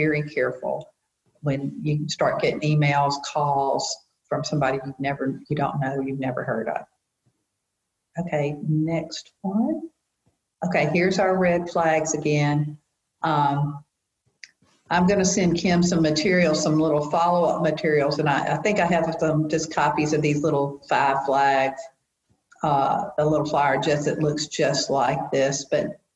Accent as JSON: {"language": "English", "region": "the South", "country": "United States", "said": "we're from the South"}